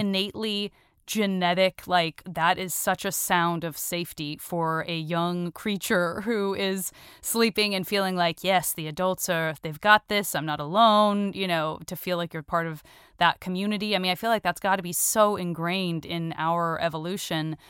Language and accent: English; Arizona, United States; moved away as an adult; I'm from Arizona